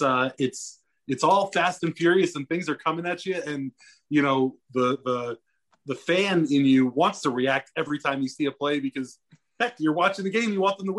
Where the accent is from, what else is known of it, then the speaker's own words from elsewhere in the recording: DC area, Maryland, United States; I grew up in the DC area. I grew up in Maryland